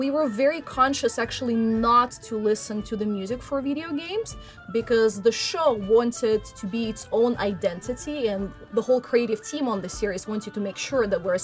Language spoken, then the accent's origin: English; Russia; I was born in Russia and I grew up in Russia.